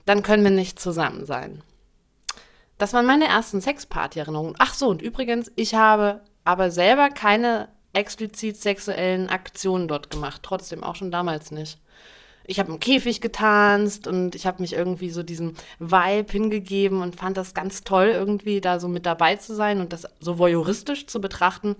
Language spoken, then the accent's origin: German; Dresden, Saxony, Germany; also born or lived in Berlin; in Dresden, das ist ja meine Heimatstadt, in der ich auch Abitur gemacht habe